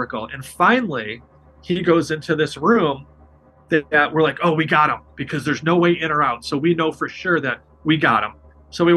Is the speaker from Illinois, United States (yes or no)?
yes; Chicago, Illinois, United States; I'm from Chicago